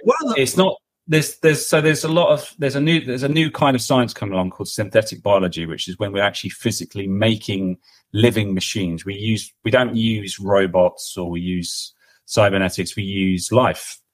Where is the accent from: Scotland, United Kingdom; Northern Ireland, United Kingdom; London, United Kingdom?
London, United Kingdom; I grew up in London